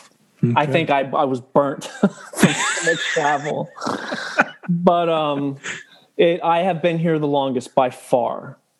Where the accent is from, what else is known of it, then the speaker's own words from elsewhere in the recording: Arizona, United States; born there; I've literally lived in almost 30 states in my life. Wow. I was born in Arizona.